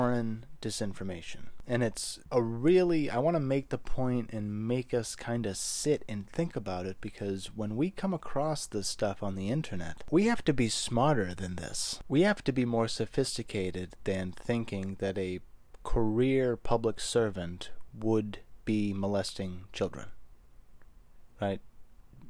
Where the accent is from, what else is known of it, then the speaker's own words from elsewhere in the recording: United States; As an American, an American in their 20s